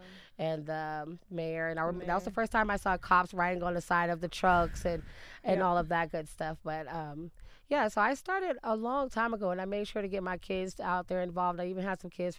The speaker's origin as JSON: {"language": "English", "region": "Alabama", "country": "United States", "moved": "as an adult", "lives_now": "Denver, United States", "said": "I'm originally from Alabama, but I've been in Denver for a little over 10 years. Raised my kids here."}